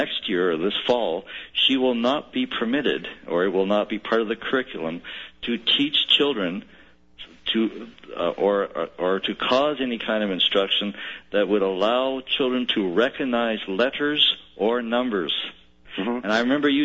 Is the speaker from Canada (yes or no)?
yes; Canada; I'm a Canadian